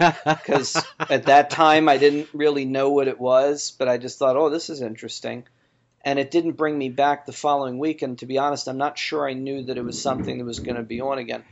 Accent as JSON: {"language": "English", "town": "Baltimore", "region": "Maryland", "country": "United States", "tie": "born or raised there", "said": "in Baltimore, in my hometown"}